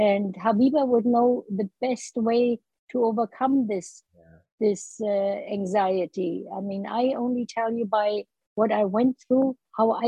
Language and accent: English; Berlin, Germany; moved away as an adult; now in Canada; growing up in the Hitler's Nazi Germany, then the post-war years, you know, in ravaged Berlin, lonely childhood, to early adulthood. As a, you know, I was a part of that wave of struggling German immigrants in Canada